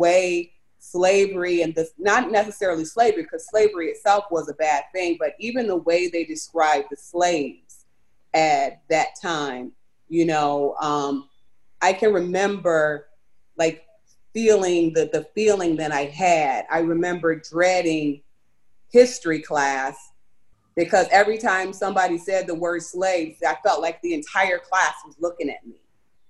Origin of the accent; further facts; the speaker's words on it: United States; So for me growing up in America, it was good. You know, I grew up, I went to an elementary school. I went to a predominantly white school